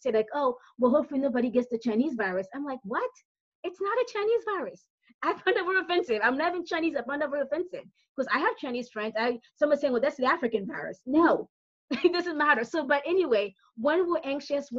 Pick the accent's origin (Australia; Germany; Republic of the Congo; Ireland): Republic of the Congo; Brazzaville; now in Pennsylvania, United States; I'm originally from Brazzaville, Congo, so I'm from not South Central, that's PA, that's where I live now